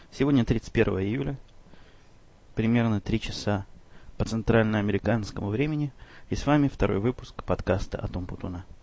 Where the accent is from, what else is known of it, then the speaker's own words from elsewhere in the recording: Chicago, Illinois, United States; вопрос, в общем, довольно типичный для тех, кто знает, что я из Чикаго.